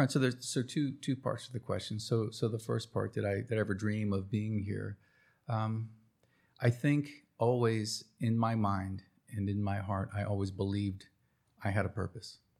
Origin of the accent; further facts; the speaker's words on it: New Jersey, United States; now in Cherokee, North Carolina, United States; Mom took my sister and I to New Jersey